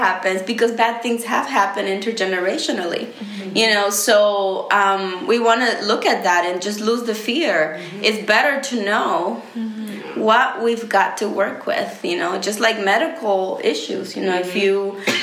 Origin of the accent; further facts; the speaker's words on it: Honduras; now in United States; I'm from Honduras